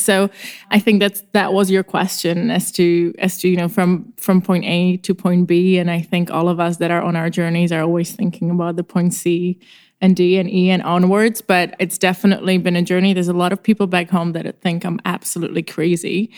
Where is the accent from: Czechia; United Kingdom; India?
Czechia; moved away as an adult; now in Los Angeles, United States; I am actually from the Czech Republic, which is a very tiny and charming country next to Germany in Europe. And I was born there